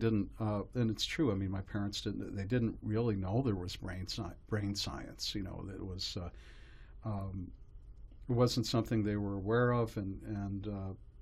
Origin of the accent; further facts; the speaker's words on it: Carbondale, Illinois, United States; now in New York, United States; I grew up in a small town in Illinois, Carbondale